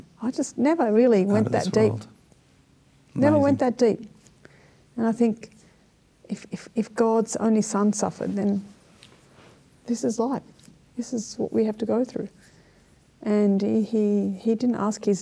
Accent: Sydney, New South Wales, Australia; also born or lived in Strathfield / eastern suburbs; I grew up in the inner west

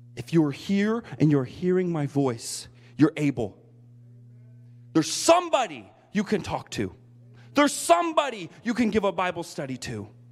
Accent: United States; moved away as an adult; now in Japan; I am so captivated by God to try to encourage the body of Christ in America while I'm here

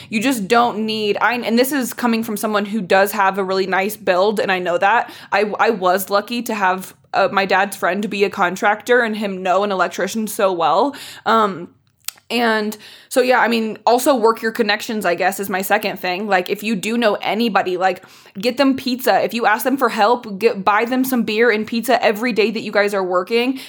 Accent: Indianapolis, Indiana, United States; moved away as an adult; also born or lived in Chicago; I grew up in Indiana

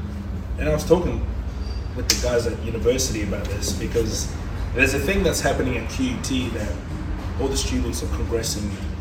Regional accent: Australia; English is a second language; I didn't have English as mm-hmm. well.

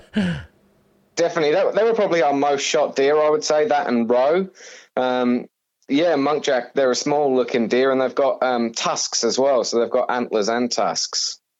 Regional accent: Suffolk, East of England, United Kingdom; moved away as an adult; now in Australia; born and bred in, in England in, in a county called Suffolk, um, where I grew up there

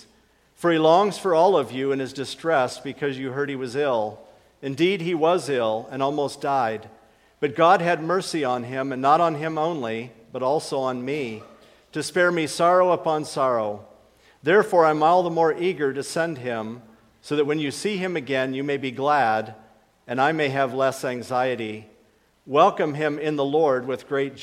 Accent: Akron, Ohio, United States; That's where I was born and raised

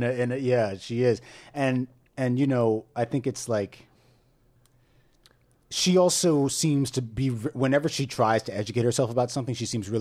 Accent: New York City, New York, United States; we're from New York.

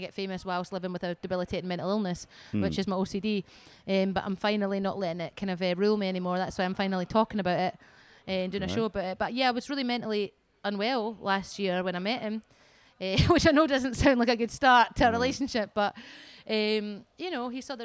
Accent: Edinburgh, Scotland, United Kingdom; I'm from Edinburgh.

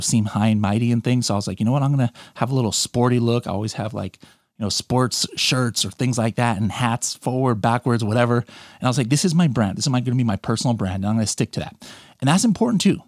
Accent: California, United States; I was born in California. My, my mom was born in the Philippines. My dad is American. And, um, I lived in California, you know, pretty much my whole life

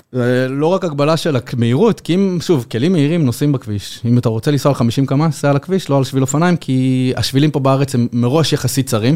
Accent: Yehud, Central District, Israel; אני באתי מיהוד, גדלתי ביהוד, שזה עיר פיצית, פחות מעשרה קילומטר מתל אביב

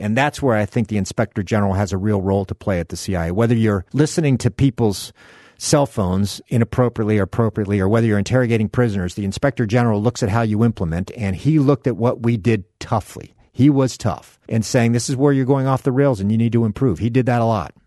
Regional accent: South Miami, Florida, United States; fishing in the canals of South Miami, Florida, where I grew up

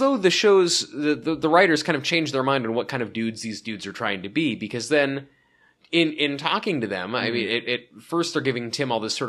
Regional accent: Pacific Northwest, United States; Just because I'm from the Pacific Northwest, you can't tar me with that.

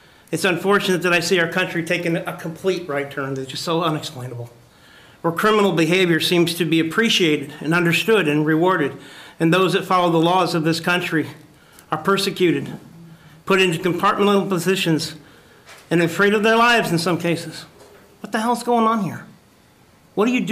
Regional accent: Fremont, Nebraska, United States; also born or lived in Obert, Nebraska; I, too, am from the northeastern part of the state. I represent Obert, Nebraska.

